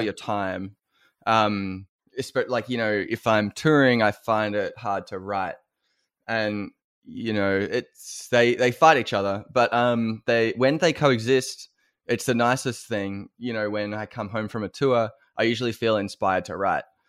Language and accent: English; Australia; as an Australian